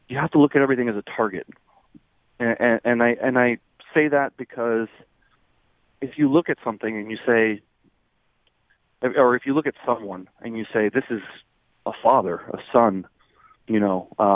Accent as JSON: {"language": "English", "region": "New Jersey", "country": "United States", "tie": "born or raised there", "said": "I was raised and educated in New Jersey"}